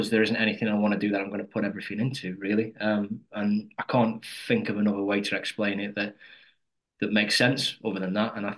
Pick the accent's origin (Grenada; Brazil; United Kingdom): United Kingdom; Stoke-on-Trent, West Midlands; I'm from Stoke-on-Trent. We're all from Stoke-on-Trent, like Midlands